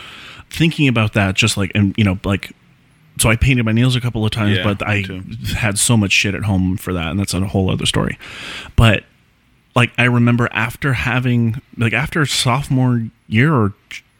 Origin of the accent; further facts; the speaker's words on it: Palm Springs, California, United States; I grew up in Palm Springs, in and around the town